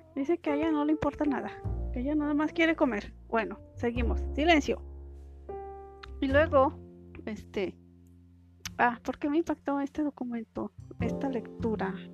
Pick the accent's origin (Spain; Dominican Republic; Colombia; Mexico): Mexico; aquí en México